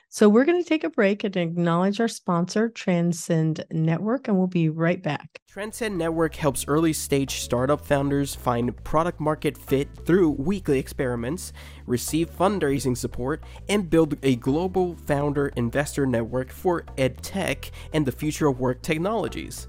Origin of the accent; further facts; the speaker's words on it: Kansas, United States; moved away; When I was a kid, I grew up in Kansas